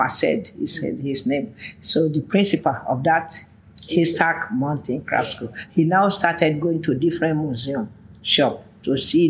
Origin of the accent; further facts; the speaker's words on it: Oshogbo, Osun, Nigeria; So we are now from Oshogbo alone.